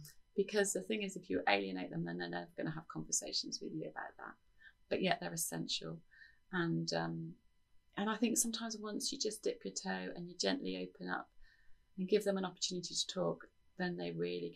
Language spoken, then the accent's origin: English; United Kingdom; as British people